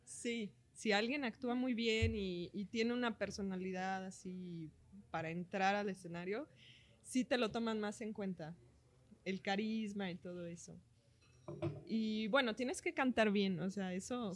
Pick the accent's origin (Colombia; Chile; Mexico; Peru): Mexico; como buena mexicana, me llevaban a festivales a cantar